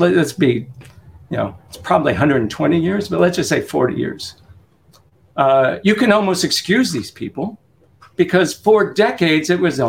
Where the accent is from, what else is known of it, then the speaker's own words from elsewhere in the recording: Kansas, United States; And so my brother in Kansas, right? I grew up in Kansas.